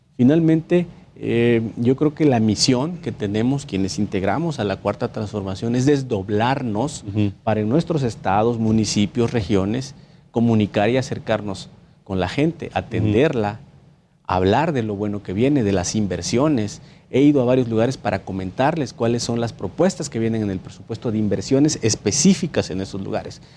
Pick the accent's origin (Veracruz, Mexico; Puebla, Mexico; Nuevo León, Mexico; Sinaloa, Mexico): Veracruz, Mexico; Minatitlán; allá en Veracruz, de donde yo soy originario, soy de Minatitlán, Veracruz